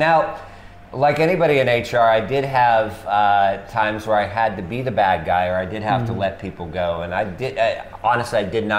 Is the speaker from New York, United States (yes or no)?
no; New Hampshire, United States; also born or lived in Washington, D.C. / Florida / Texas; now in Thailand; I'm American, uh-huh. And I usually say Washington, D.C., but I was actually born in New Hampshire. And I spent some time, I don't know how well you know America, but just for people watching, spent some time in Florida, Texas, and D.C.